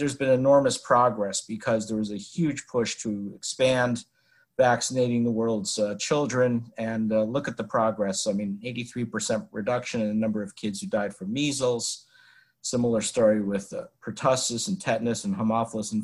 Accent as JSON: {"language": "English", "town": "West Hartford", "region": "Connecticut", "country": "United States", "tie": "born or raised there", "moved": "as an adult", "said": "I was born in Hartford and raised in West Hartford, went to Hall High School, and spent the first 18 years of my life in 18 years of my life in Hartford, Connecticut"}